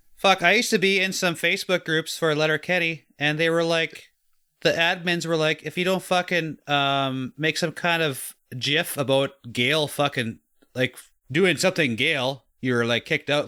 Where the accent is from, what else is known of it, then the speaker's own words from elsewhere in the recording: Canada; as a kid, as a Canadian